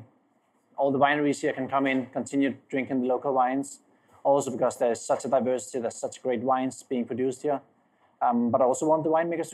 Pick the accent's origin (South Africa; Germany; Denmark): Denmark; Copenhagen, Capital Region of Denmark; moved away as an adult; also born or lived in Dubai; now in Santa Barbara County, United States; from Copenhagen, Denmark, where I'm born and raised